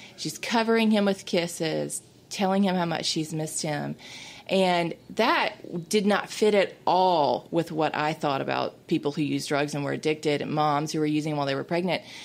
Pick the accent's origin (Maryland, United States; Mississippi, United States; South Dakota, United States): Mississippi, United States; this is my home state. I was born and raised here